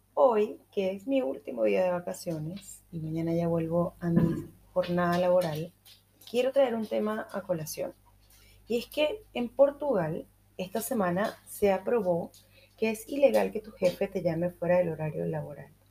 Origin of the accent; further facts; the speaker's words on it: Venezuela; yo, que soy venezolana